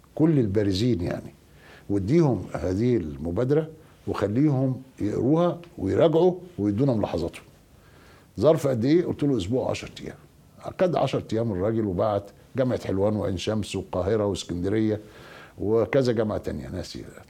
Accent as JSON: {"language": "Arabic", "country": "Egypt", "said": "عندنا في مصر"}